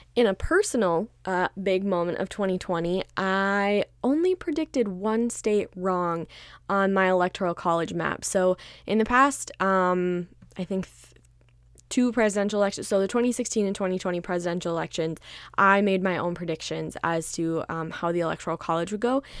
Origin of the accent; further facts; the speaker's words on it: Minnesota, United States; I'm Minnesota born and raised.